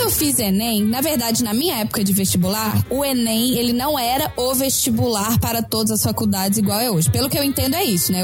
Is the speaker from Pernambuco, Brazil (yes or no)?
no; Belo Horizonte, Minas Gerais, Brazil; moved away; sou de Belo Horizonte